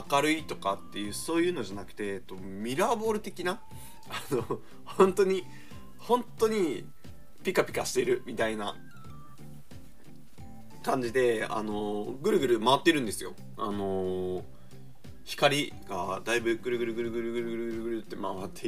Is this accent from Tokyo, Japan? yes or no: no; Shizuoka, Japan; 僕静岡出身なんでちょっと遠慮なく言うんですけどまあさすがちょっと田舎の静岡なのかわからないんですけど